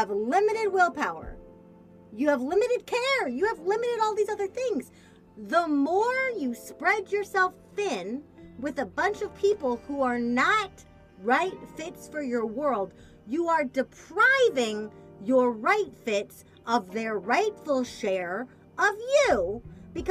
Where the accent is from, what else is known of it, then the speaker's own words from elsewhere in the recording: Missouri, United States; I'm from Missouri, which is the fake South